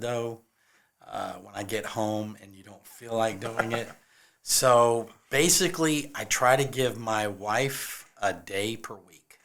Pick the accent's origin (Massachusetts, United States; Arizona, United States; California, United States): California, United States; also born or lived in Nashville, Tennessee; now in Columbia, South Carolina, United States; I am originally from California